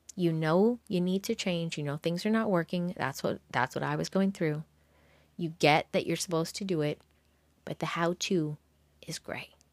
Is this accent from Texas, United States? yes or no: no; New York, United States; I'm a New Yorker